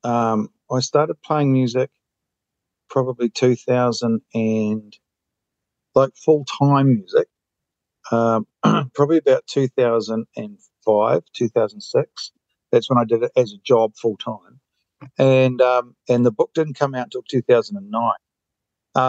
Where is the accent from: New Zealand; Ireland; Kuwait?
New Zealand; Queenstown, Otago; moved away as an adult; also born or lived in Auckland / Australia / Vietnam; Queenstown, grew up in Queenstown